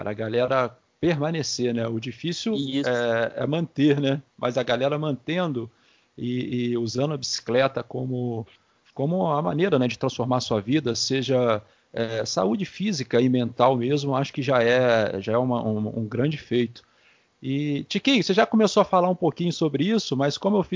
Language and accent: Portuguese; Campos dos Goytacazes, Rio de Janeiro, Brazil; nós aqui em Campos, que eu sou daqui de Campos, né?